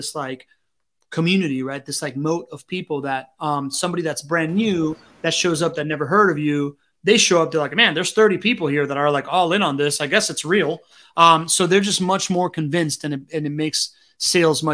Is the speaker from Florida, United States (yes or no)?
yes; Miami, Florida, United States; growing up in Miami in the 90s, man, like I grew up around nightclub culture